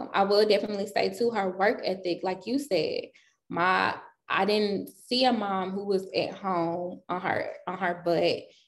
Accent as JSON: {"language": "English", "town": "St. Louis", "region": "Missouri", "country": "United States", "tie": "born or raised there", "also_born_or_lived": "California / Denver", "said": "I wasn't born in St. Louis. So I was born in California. From California, we moved to Denver."}